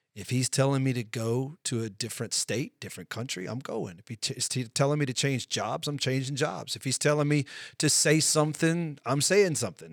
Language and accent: English; United States; we're both American citizens